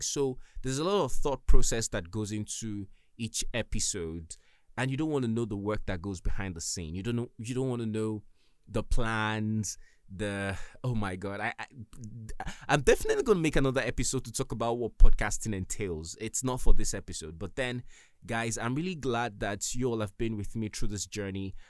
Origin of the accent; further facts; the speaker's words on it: Nigeria; I'm from Nigeria